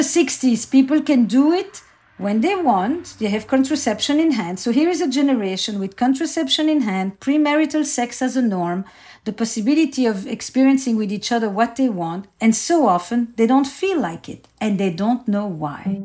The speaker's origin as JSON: {"language": "English", "town": "Antwerp", "region": "Flanders", "country": "Belgium", "tie": "born or raised there", "said": "I grew up in Antwerp, uh, in Belgium, in a community that was all Jewish Holocaust survivors"}